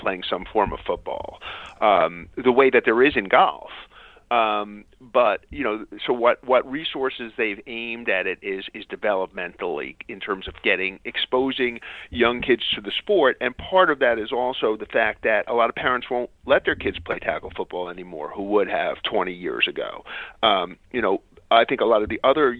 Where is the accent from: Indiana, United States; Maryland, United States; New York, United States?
New York, United States; New York City; I grew up in Queens and lived relatively near Shea Stadium.